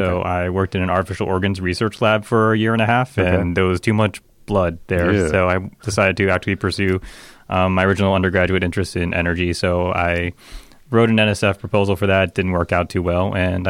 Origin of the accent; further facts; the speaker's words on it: New York City, New York, United States; So I grew up in Chinatown, Manhattan.